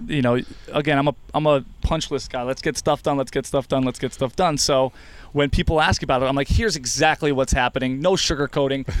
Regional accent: New Jersey, United States; now in Rochester, United States; I'm from New Jersey

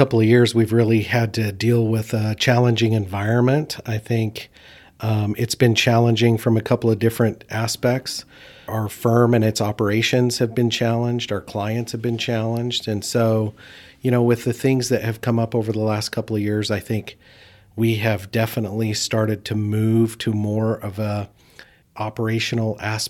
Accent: Idaho, United States; I was born and raised here in Idaho, so I have been here most of my life, other than a brief stint when I was in the military outside of the state.

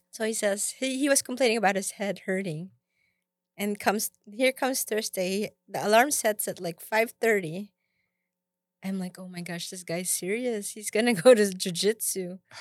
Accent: Philippines; moved away; I came from the Philippines

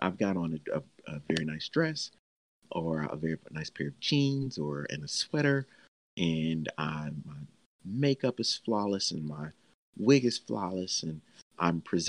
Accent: Nashville, Tennessee, United States; I'm from Nashville, Tennessee.

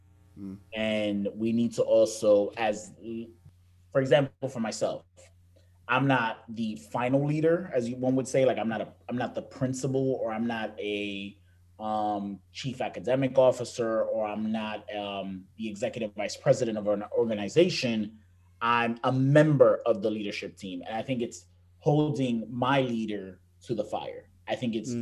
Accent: New York City, New York, United States; I remember growing up to that New York Boston rivalry, and it was like, oh, you're a New Yorker

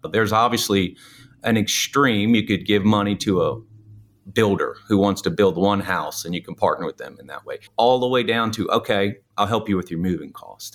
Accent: New Orleans, Louisiana, United States; moved away; I'm originally from New Orleans

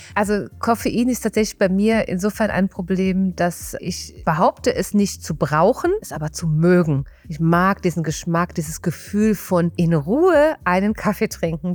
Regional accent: Rhineland, Germany; accent: Rhineland; Ich komme aus dem Rheinland, wie man hört

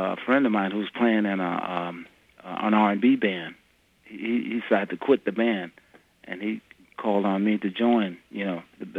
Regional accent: the South, United States; Yeah, I grew up in the South.

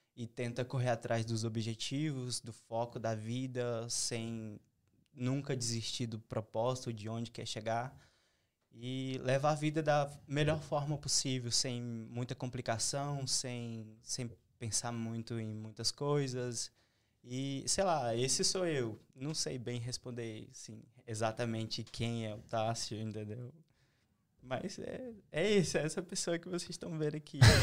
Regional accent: Tocantins, Brazil; moved away as an adult; eu sou o único tocantinense no mundo que tá aqui

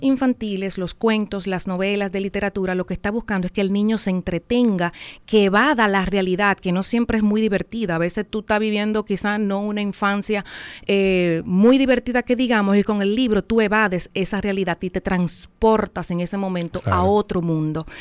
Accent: San José de Ocoa, Dominican Republic; yo soy de Ocoa, en Ocoa no hay salida al mar, y cuando yo fui al mar por primera vez

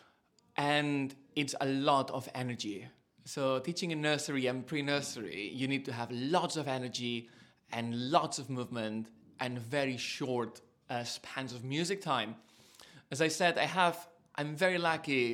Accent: south of Catalonia, Spain; English is a second language; now in United Kingdom; I'm Spanish, and I grew up in the south of Catalonia, very close to Valencia, in a little town that what they grow is just rice and oranges

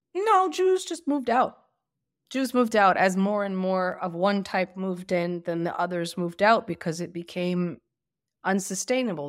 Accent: Lakewood, New Jersey, United States; moved away as an adult; also born or lived in Bergenfield, New Jersey; now in Beit Shemesh, Israel; I grew up in Lakewood, New Jersey

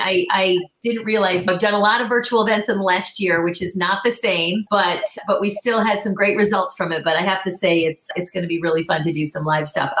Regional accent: Michigan, United States; moved away; I'm actually a Midwest girl myself. I'm from Michigan originally. I've been here forever

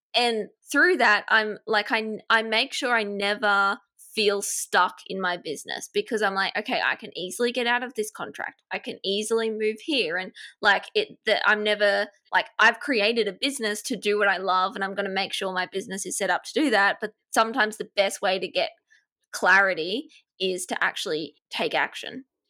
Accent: Australia; accent: Australian; I live in Australia, if you can't tell, my accent is Australian

